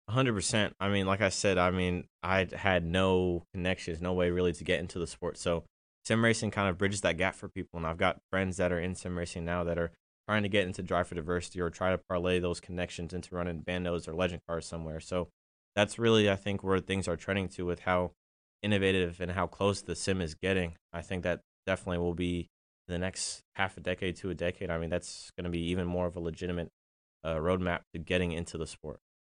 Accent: Washington, District of Columbia, United States; also born or lived in Atlanta, Georgia; I grew up in DC

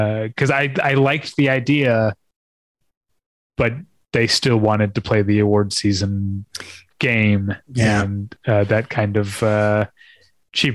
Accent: St. Louis, Missouri, United States; moved away; I grew up in St. Louis and I was a cinephile in St. Louis

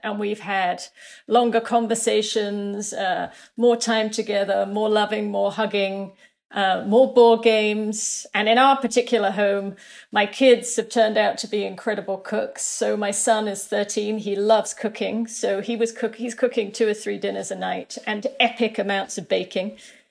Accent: New York, United States; but certainly as a New Yorker, I think all of us are processing more trauma than you might imagine.

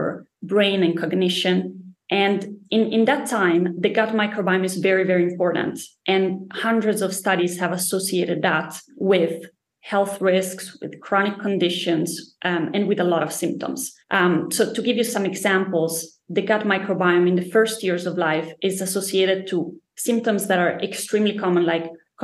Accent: Italy; also born or lived in Spain / United States / Denmark; now in Stockholm, Sweden; I'm originally from Italy, from a very small town.

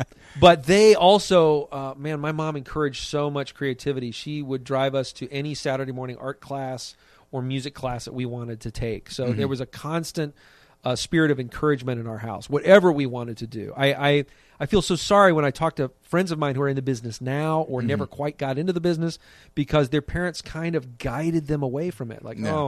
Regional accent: Columbus, Ohio, United States; also born or lived in Anderson, Indiana; I actually ended up going to school there in Indiana, but grew up most of my childhood in Columbus, Ohio.

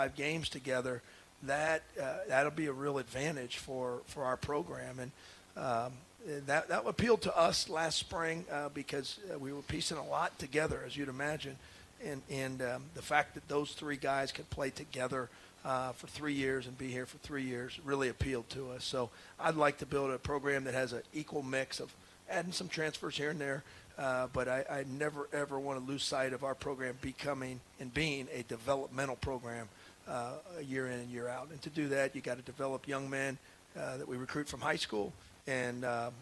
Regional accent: Columbus, Ohio, United States; I grew up in Columbus, Ohio, going to Ohio State games

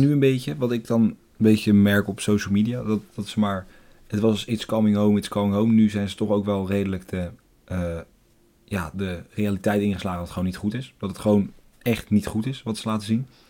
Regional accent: Netherlands; als Nederlanders

